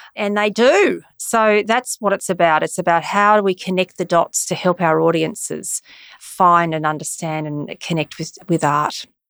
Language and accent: English; Brisbane, Queensland, Australia; moved away as an adult; I'm from Brisbane. So I've come back to Brisbane after eighteen years, and I remember it so well, and I have a deep history in Brisbane